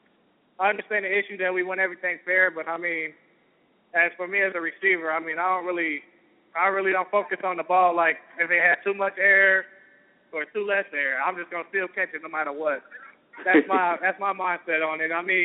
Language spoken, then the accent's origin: English; Kentucky, United States; I'm from Kentucky